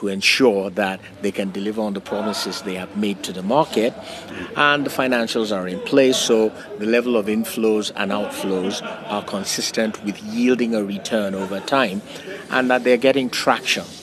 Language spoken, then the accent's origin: English; Nigeria; my home country, Nigeria